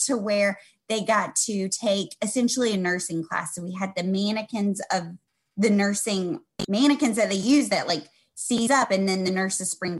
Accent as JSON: {"language": "English", "region": "the South", "country": "United States", "tie": "born or raised there", "said": "growing up in the South"}